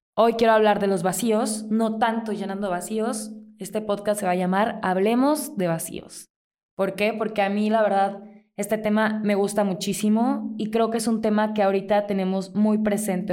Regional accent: Mazatlán, Sinaloa, Mexico; now in Morelia, Mexico; Yo soy de Mazatlán, allá crecí y mi papá y mis hermanos viven allá

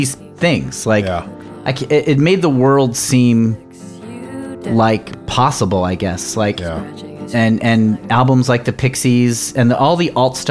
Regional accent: Danbury, Connecticut, United States; moved away; I just graduated college in Connecticut. Danbury, Connecticut

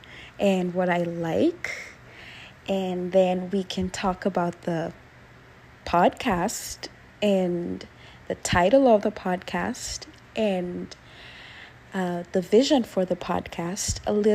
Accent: Nairobi, Kenya; moved away as an adult; now in United States; I am from Kenya. I was born and raised in Nairobi. I live in the States now.

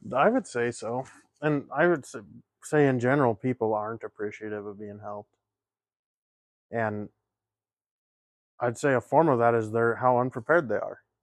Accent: the West, United States; we grew up in the West

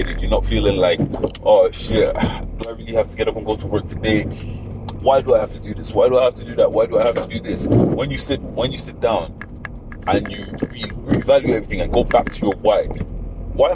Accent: Ireland; also born or lived in Nigeria; being not Irish but being grown, like being raised around Irish people

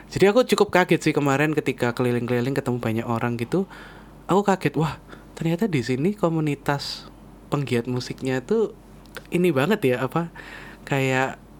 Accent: Surabaya, East Java, Indonesia; moved away as an adult; now in Jakarta, Indonesia; kita orang Surabaya dan uh. kita merantaunya ke Jakarta

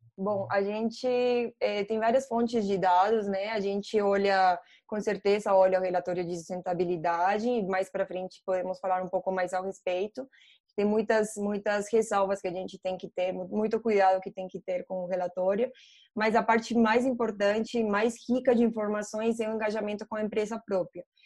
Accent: Colombia; Portuguese is a second language; moved away as an adult; also born or lived in England; now in Brazil; eu sou colombiana, só para vocês saberem meu sotaque, né? Eu estou no Brasil faz seis anos

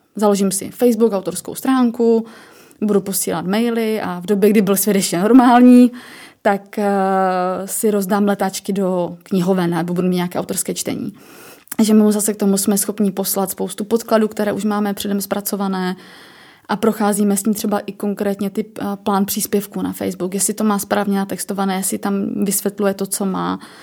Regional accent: Ostrava, Moravian-Silesian Region, Czechia; jsem z Ostravy

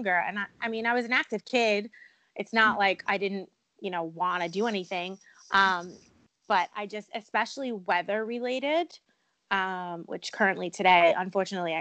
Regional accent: Long Island, New York, United States; also born or lived in Poconos, Pennsylvania; now in Pennsylvania, United States; I currently live in the Poconos in Pennsylvania, but I am originally from Long Island, New York

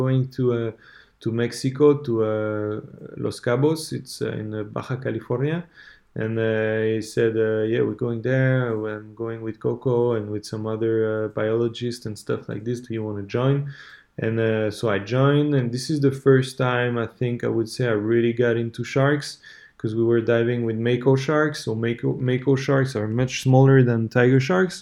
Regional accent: Switzerland; I'm from Switzerland

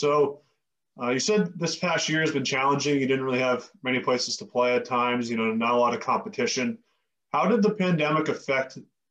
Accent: Boston, Massachusetts, United States; I'm from Boston myself

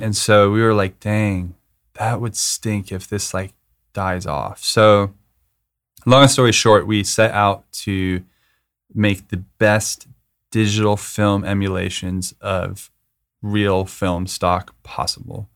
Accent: Manitou Springs, Colorado, United States; also born or lived in Aurora, Colorado; I was born in Colorado, Aurora, Colorado, and grew up in Manitou Springs, which is a super small hippie town.

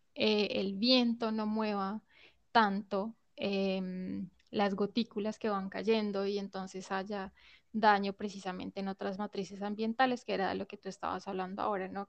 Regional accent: Colombia; hace parte de nuestra cultura como colombianos

